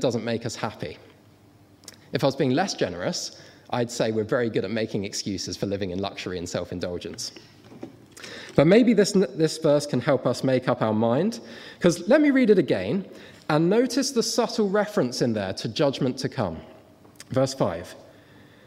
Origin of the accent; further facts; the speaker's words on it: Guernsey; I come from Guernsey.